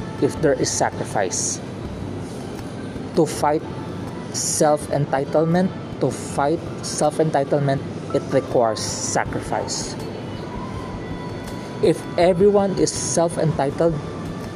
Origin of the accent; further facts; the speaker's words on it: Philippines; In Tagalog, because I'm from a Filipino, I'm from the Philippines, we have this word, malasakit